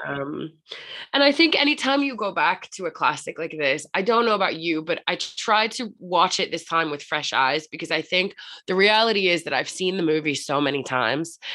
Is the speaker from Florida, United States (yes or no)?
yes; Florida, United States; now in London, United Kingdom; I'm from Florida originally